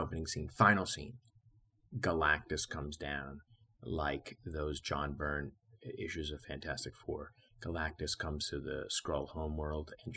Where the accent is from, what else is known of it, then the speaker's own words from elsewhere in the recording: Jersey City, New Jersey, United States; moved away; That was my hometown for mostly 15 years there